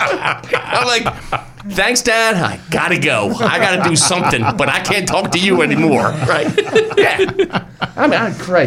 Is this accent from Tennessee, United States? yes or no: no; Buffalo, New York, United States; Growing up in Buffalo, so I thought, first snowmobile piece of shit.